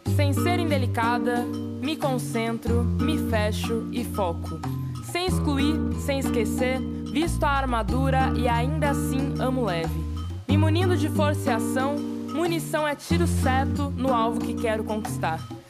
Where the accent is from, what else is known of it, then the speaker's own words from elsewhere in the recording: Belo Horizonte, Minas Gerais, Brazil; eu sou bióloga natural de Belo Horizonte